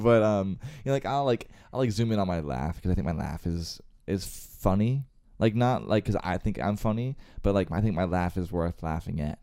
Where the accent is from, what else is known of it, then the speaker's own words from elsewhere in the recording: Northern Virginia, United States; I was born and raised in Northern Virginia